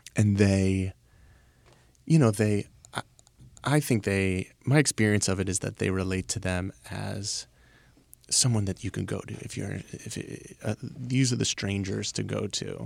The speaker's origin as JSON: {"language": "English", "town": "Baltimore", "region": "Maryland", "country": "United States", "said": "I'm from Baltimore"}